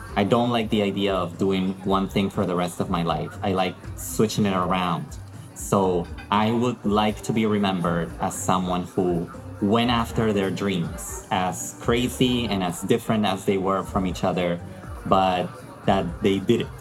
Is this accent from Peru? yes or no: yes; Lima, Peru; I'm Peruvian. I was born and raised in the capital of Peru, which is Lima